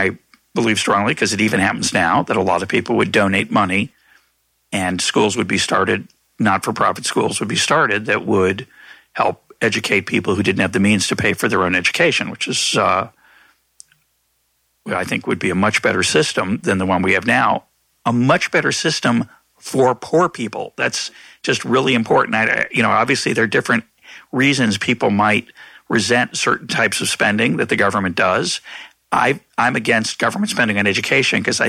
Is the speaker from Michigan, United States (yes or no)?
no; Lexington, Massachusetts, United States; I grew up in a rich suburb of Boston. My parents weren't rich. They were middle class at the time. But I grew up in Lexington